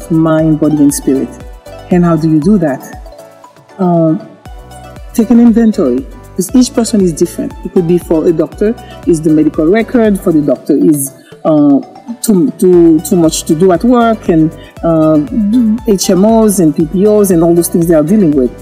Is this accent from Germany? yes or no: no; Haiti; moved away; I'm originally from Haiti